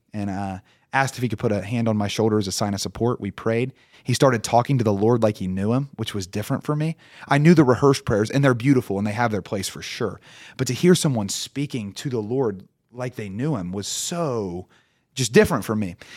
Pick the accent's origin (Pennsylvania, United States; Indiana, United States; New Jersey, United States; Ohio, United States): Ohio, United States; Portsmouth; born and raised in Portsmouth